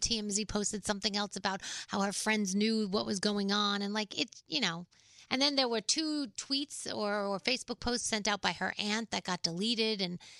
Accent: New York City, New York, United States; growing up in the Bronx, that kind of music.

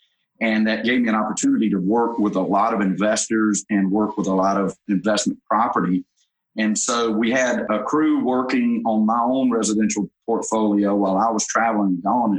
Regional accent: North Georgia, United States; I grew up in North Georgia, about 45 minutes north of the downtown Atlanta area.

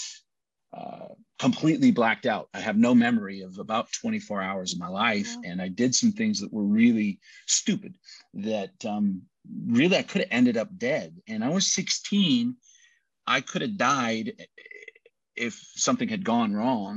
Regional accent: United States; also born or lived in Brazil; I'm American

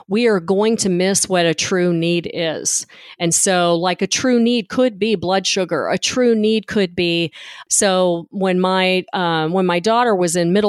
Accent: Memphis, Tennessee, United States; moved away; I'm originally from Memphis

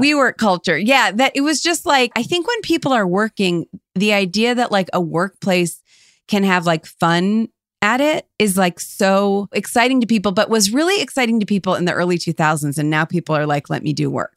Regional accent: outside Cleveland, Ohio, United States; we're from right outside of Cleveland

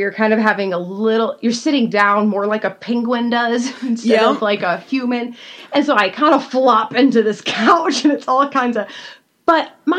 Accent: Georgia, United States; moved away; I was from Georgia

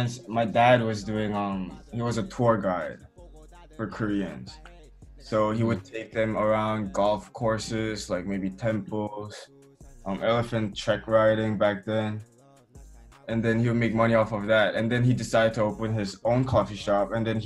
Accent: Chiang Mai, Thailand; So but one thing I'm really proud about growing up in Chiang Mai is that I feel like I've met almost everyone, every country around the world.

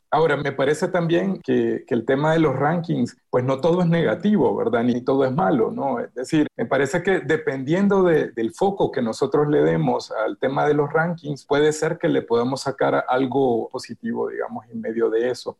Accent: Honduras; soy de Honduras, eh, un país pequeñito

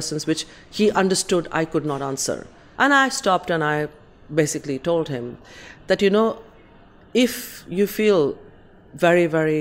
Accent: Kolkata, West Bengal, India; now in London, United Kingdom; I'm from India

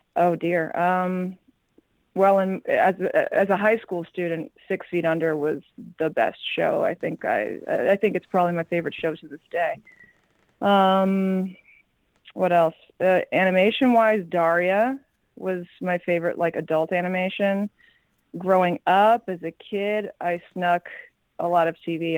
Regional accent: New York City, New York, United States; also born or lived in Los Angeles; I'm originally from New York, from Forest Hills, Queens, and I went to Brooklyn Tech for high school. And yeah, never left New York, born and raised

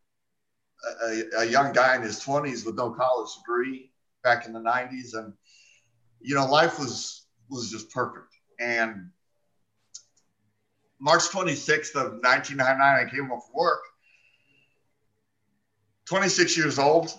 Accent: Phoenix, Arizona, United States; I was born and raised here in Phoenix, Arizona

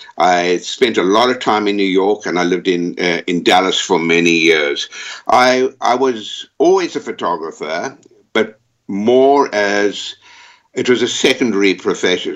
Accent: South Africa; also born or lived in United States / Texas; now in London, United Kingdom; I was born in South Africa.

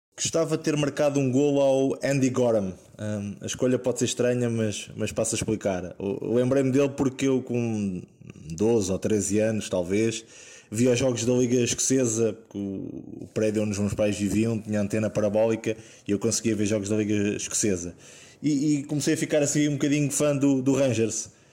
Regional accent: Sacavém, Lisbon, Portugal; o clube da minha terra ao Sacavenense

